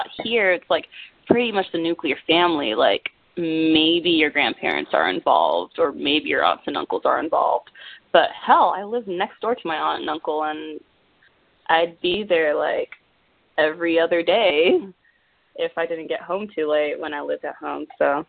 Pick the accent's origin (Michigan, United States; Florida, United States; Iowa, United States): Florida, United States; I guess part of me will say that growing up in Florida had a lot to do with making that decision